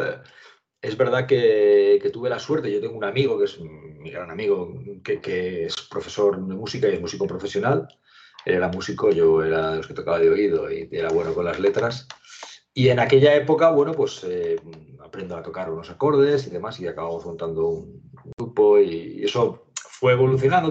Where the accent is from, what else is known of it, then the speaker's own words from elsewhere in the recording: a village in the province of Zaragoza, Aragon, Spain; moved away; also born or lived in Pamplona / Madrid; mi pueblo